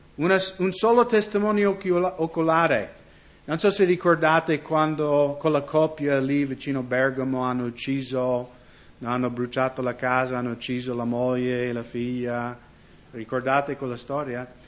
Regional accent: United States; moved away; also born or lived in Seattle, Washington; io sono nato nella Chiesa luterana negli Stati Uniti

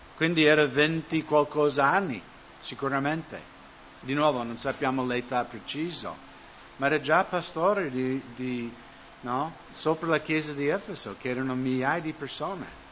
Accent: United States; now in Italy; nel mio paese, Stati Uniti

